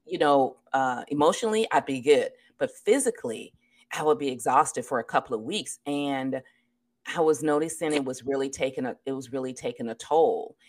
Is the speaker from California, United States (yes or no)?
yes; California, United States; born or raised there